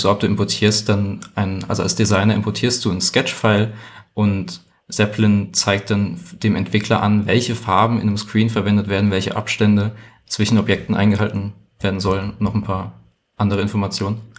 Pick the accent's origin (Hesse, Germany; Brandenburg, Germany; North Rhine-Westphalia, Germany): Hesse, Germany; also ich komme ursprünglich aus Hessen und sie hat damals in London gearbeitet.